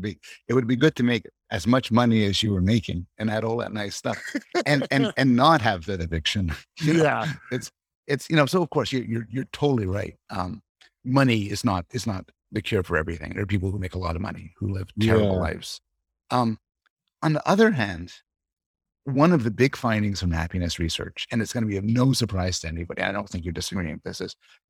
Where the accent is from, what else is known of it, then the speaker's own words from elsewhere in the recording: Canada; Yeah, well, I'm living in Toronto now. I'm from Canada originally.